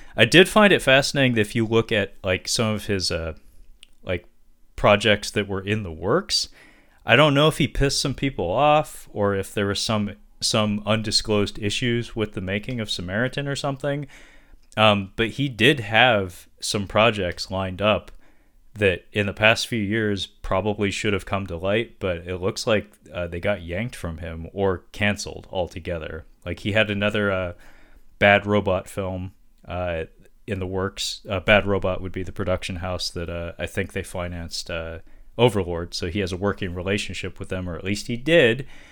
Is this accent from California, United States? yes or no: no; Seattle, Washington, United States; they're headquartered in my hometown in Seattle